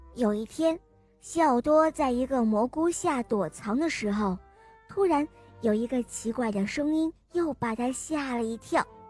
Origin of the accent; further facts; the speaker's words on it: Zunyi, Guizhou, China; 今年四岁半，我来这块读作英语